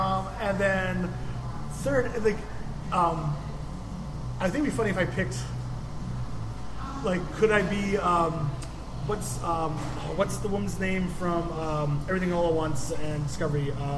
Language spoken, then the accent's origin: English; United Kingdom; it'd also be fun that I'm British, too.